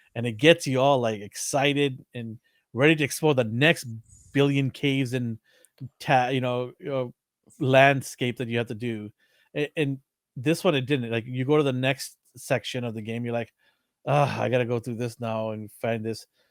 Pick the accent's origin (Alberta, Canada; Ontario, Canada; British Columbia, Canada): British Columbia, Canada; Vancouver; We are from Vancouver, Canada